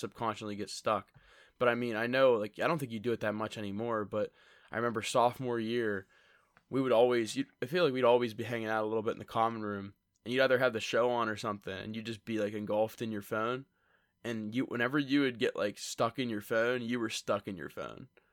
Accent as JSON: {"language": "English", "town": "Lewistown", "region": "Pennsylvania", "country": "United States", "said": "We're from Lewistown, State College area"}